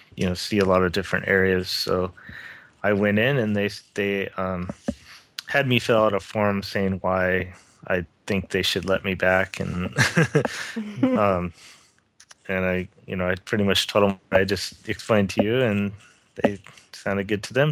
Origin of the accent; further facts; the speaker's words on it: Lakewood, California, United States; growing up in Southern California, um, in Lakewood, California, is where I grew up